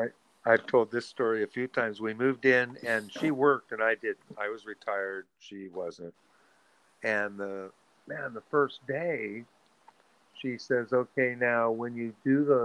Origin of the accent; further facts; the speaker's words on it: Sacramento, California, United States; the house I grew up in Sacramento